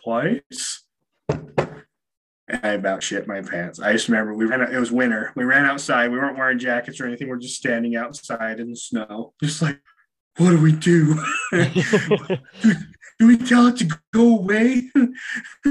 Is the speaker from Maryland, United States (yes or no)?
no; Utah, United States; I grew up in Utah. I grew up in a fairly religious town